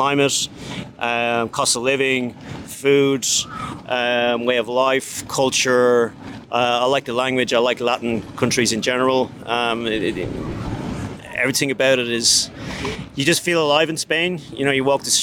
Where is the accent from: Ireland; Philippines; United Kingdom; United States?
Ireland; Dublin, Leinster; I'm from Dublin, Ireland, and I build sales funnels